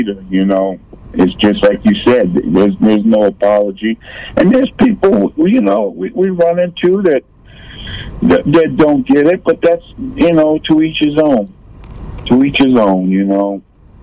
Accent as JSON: {"language": "English", "town": "Lakeview", "region": "New York", "country": "United States", "tie": "born or raised there", "also_born_or_lived": "Alpharetta, Georgia", "moved": "yes", "said": "I grew up in a little area called Lakeview"}